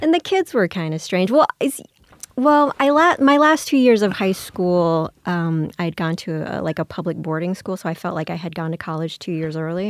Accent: New Orleans, Louisiana, United States; I grew up in Louisiana, mostly in New Orleans

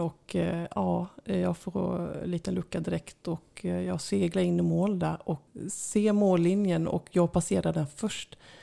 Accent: Sweden; jag kommer från Sverige

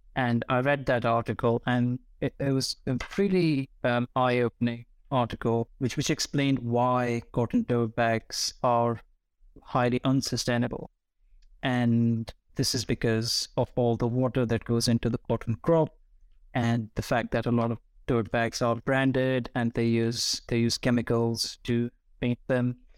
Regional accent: New Delhi, Delhi, India; moved away; I grew up in New Delhi, surrounded by various different textures of concrete

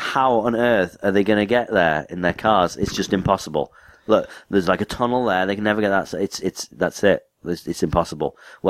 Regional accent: United Kingdom; I'm British.

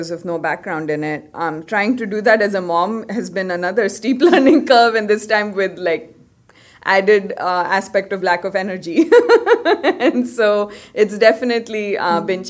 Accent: Karnataka, India; moved away; I'm from Karnataka, so I speak Kannada. I had to learn it in school, reading, writing

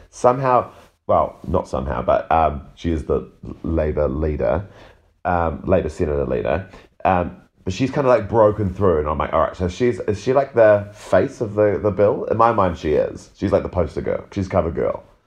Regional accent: New Zealand; being a New Zealander

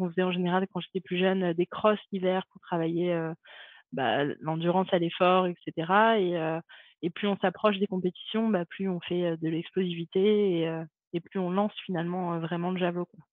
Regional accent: Montpellier, Occitania, France; moved away as an adult; also born or lived in Saint-Raphaël; je suis née à Montpellier et euh, j'ai grandi à Montpellier

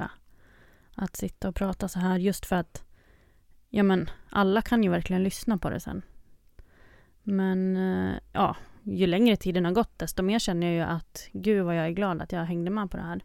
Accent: Ockelbo, Gävleborg County, Sweden; moved away as an adult; now in Stockholm, Sweden; jag kommer från Ockelbo som är en liten by i Gästrikland, nära Gävle men bor i Stockholm sedan fem år tillbaka

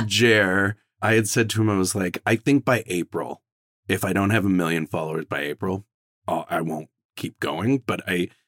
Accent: Vancouver, British Columbia, Canada; also born or lived in Toronto, Ontario; when I moved from Toronto to Vancouver when I was 8

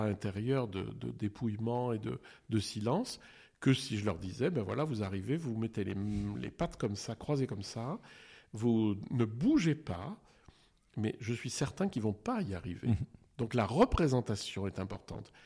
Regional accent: eastern France, France; moved away; also born or lived in Geneva; quand j'étais jeune, on était dans l'Est de la France

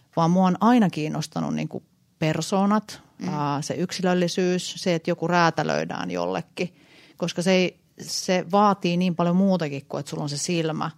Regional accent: Helsinki, Uusimaa, Finland; Mä oon stadista, mä oon Oulun

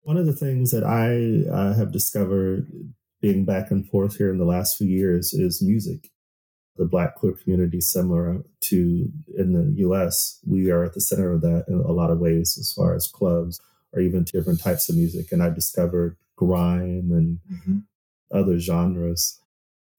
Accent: United States; now in United Kingdom; as an American

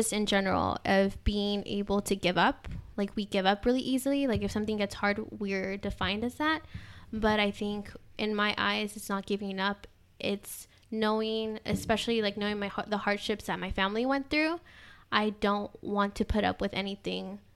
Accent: Dallas, Texas, United States; first language Spanish; English is a second language; also born or lived in Austin; I'm originally from Dallas, but I like to come back in and out of Austin since I graduated from UT

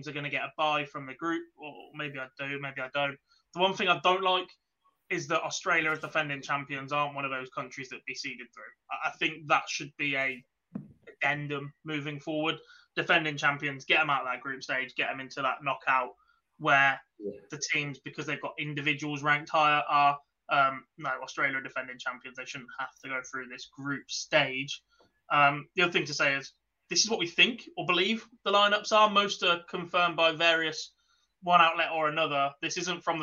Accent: England, United Kingdom; I am English

